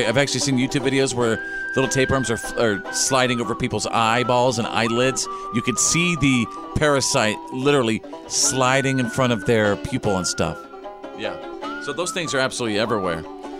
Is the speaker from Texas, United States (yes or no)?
yes; Wichita Falls, Texas, United States; also born or lived in Bowie, Texas; He was up in Wichita Falls, Texas, my hometown. I was born in Wichita Falls, Texas, later moved to Bowie, Texas.